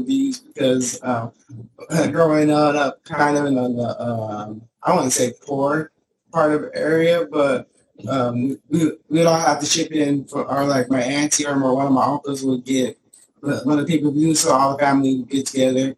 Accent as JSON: {"language": "English", "town": "Phoenix", "region": "Arizona", "country": "United States", "tie": "born or raised there", "said": "I'm born and raised in Phoenix, Arizona"}